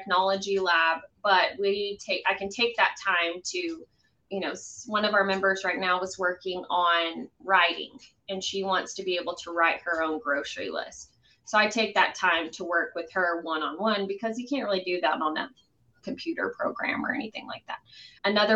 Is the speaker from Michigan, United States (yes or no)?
no; Midland, Texas, United States; also born or lived in Lubbock, Texas; I happened to move back to my hometown of Midland